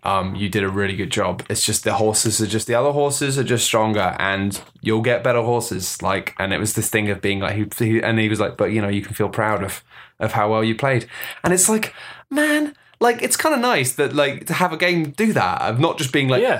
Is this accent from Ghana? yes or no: no; United Kingdom; we're British